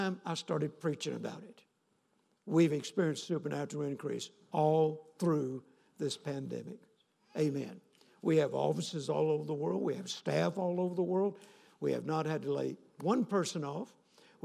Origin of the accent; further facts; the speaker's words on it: North Louisiana, United States; I grew up in North Louisiana